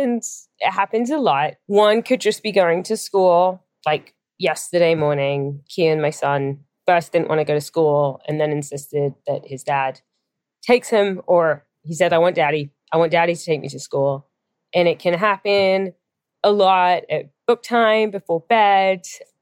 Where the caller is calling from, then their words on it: San Francisco, California, United States; I'm calling from San Francisco.